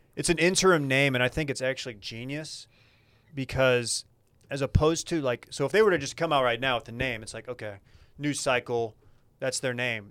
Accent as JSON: {"language": "English", "town": "Duncanville", "region": "Texas", "country": "United States", "tie": "born or raised there", "said": "Duncanville, my hometown"}